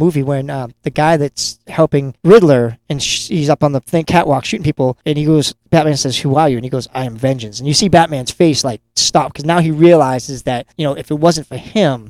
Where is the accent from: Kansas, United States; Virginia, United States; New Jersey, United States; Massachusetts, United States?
Massachusetts, United States; Lynn; my hometown of Lynn, Massachusetts.